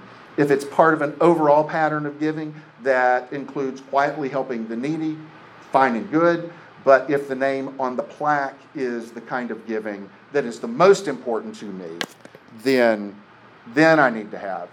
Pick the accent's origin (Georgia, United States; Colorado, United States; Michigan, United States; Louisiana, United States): Louisiana, United States; Lafayette; I'm from Lafayette, Louisiana. I need $10 more to pay for the bus ticket that's $87.35 to put me on Greyhound.